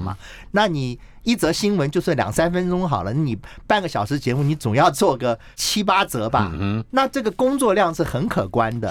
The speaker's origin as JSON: {"language": "Chinese", "country": "Taiwan", "also_born_or_lived": "United States", "said": "所以我就回台湾来了"}